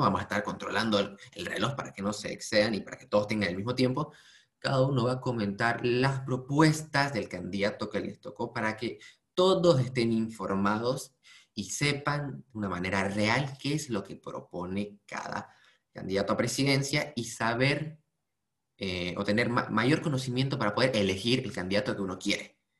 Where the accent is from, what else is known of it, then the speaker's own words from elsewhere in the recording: Bolivia; nuestro país